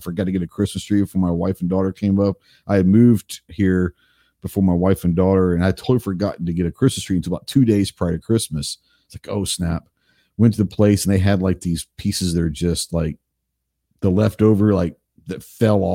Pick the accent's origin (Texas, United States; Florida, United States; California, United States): Texas, United States; Dallas; I grew up in Dallas